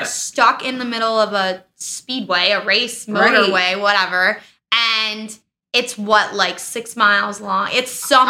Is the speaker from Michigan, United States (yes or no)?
no; Gary, Indiana, United States; now in Florida, United States; I'm from Gary, Indiana.